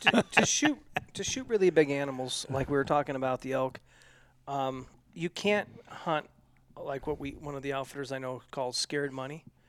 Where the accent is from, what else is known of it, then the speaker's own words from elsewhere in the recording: Oregon, United States; where I grew up in Oregon